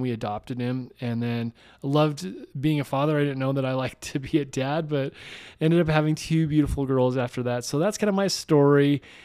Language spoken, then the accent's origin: English; Salt Lake City, Utah, United States; I grew up in Salt Lake City